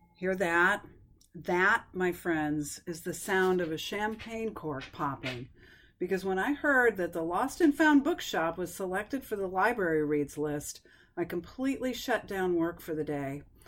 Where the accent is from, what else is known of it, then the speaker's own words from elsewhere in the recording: upstate New York, United States; my childhood memories are tied up with my hometown library in upstate New York